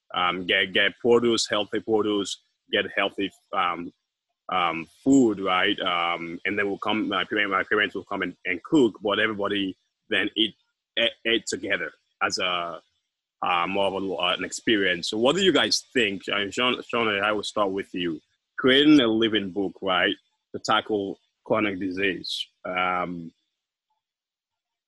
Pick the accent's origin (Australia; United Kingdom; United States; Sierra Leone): Sierra Leone; moved away; I'm from Sierra Leone